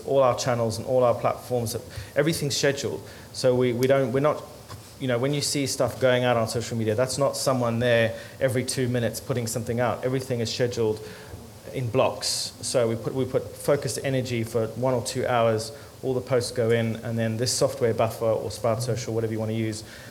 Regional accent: Zimbabwe; moved away as an adult; now in England; I was born in Zimbabwe. When I came to England when I was 19

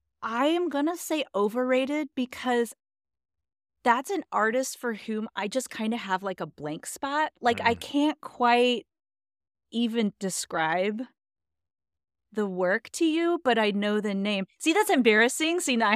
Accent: Southwest, United States; And also I'm from the Southwest.

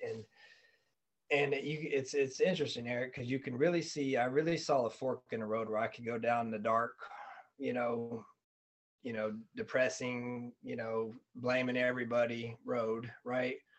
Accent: Fayetteville, North Carolina, United States; now in Arizona, United States; I'm from Fayetteville, North Carolina

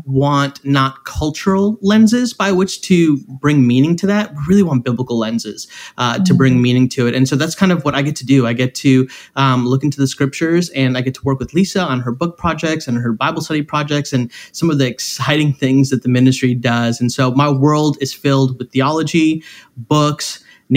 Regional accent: right outside of Chicago, Illinois, United States; I'm from right outside of the city of Chicago.

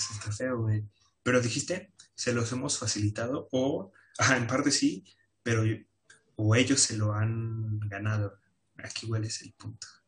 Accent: Mexico

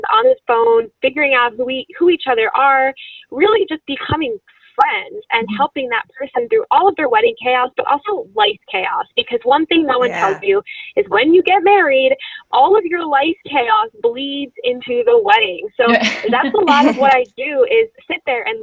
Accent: Florida, United States; I'm from Florida

